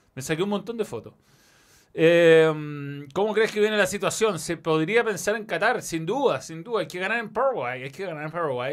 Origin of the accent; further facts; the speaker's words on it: Chile; como buen chileno